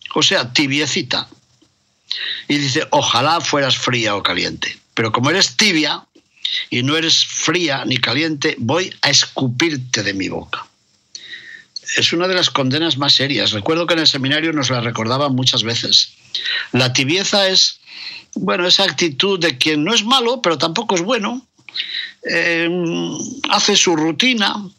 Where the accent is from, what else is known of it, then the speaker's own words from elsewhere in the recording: León, Castile and León, Spain; en el Panteón de los Reyes de León, en la Colegiata de San Isidoro, en mi ciudad natal